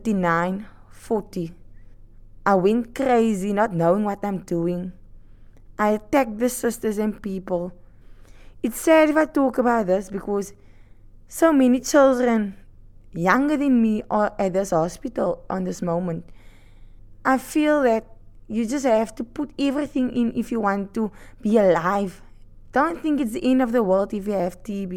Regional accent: Atlantis, Western Cape, South Africa; I'm from Atlantis, Western Cape, Cape Town

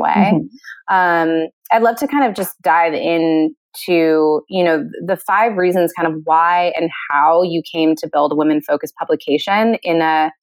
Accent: Northern California, United States; I grew up in Northern California

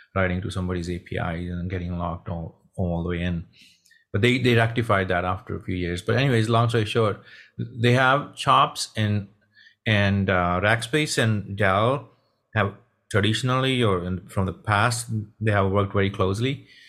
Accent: Punjab, India; moved away; also born or lived in Texas; I'm from Punjab, India.

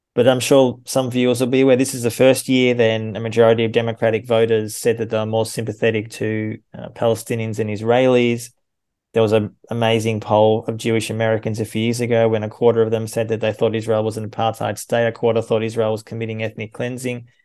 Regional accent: Australia; now in Germany; I'm an Australian and a German citizen

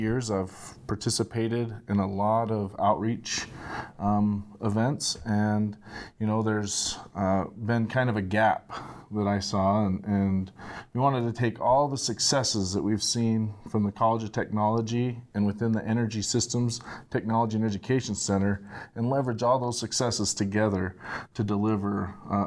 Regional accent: Southeast Idaho, United States; also born or lived in Oregon; I grew up here in Southeast Idaho

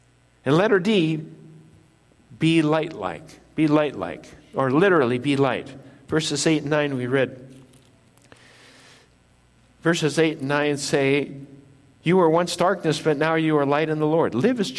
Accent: Japan; I was born in Japan, lived in Japan

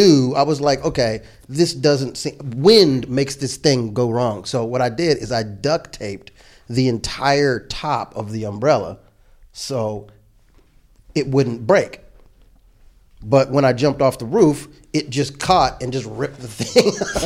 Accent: California, United States; born there; My first amusement park memory, because I was born in California

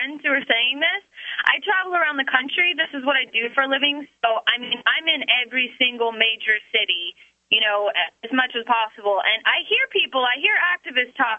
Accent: the South, United States; moved away as an adult; now in New Hampshire, United States; I am from the South

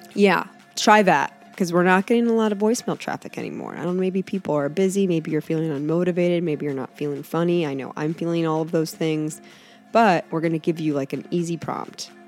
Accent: Northeast Ohio, United States; moved away; I was from Northeast Ohio

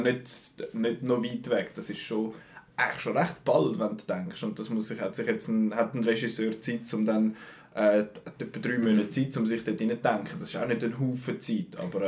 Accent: Switzerland; bei uns in der Schweiz

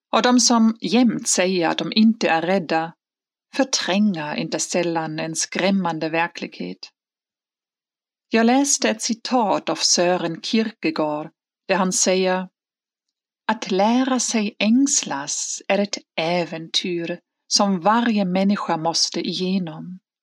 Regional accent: Hamburg, Germany; moved away; i min hemstad Hamburg

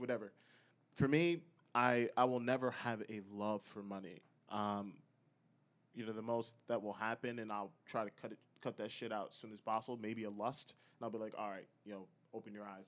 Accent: United States; now in Chicago, United States; So I'm from Connecticut, New York area originally

